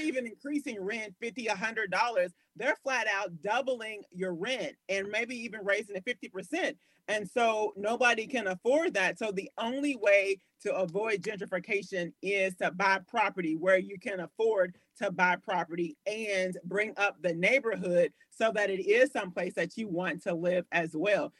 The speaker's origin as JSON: {"language": "English", "town": "Louisville", "region": "Kentucky", "country": "United States", "tie": "born or raised there", "also_born_or_lived": "Kansas City, Missouri", "said": "born and raised in Louisville, Kentucky. We just lived in Kansas City, Missouri for like a year out of my life"}